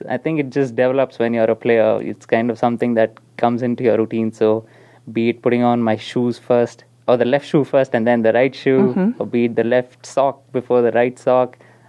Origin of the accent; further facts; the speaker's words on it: Chikmagalur, Karnataka, India; moved away as an adult; also born or lived in Alabama, United States / Bangalore; now in United States; I grew up in India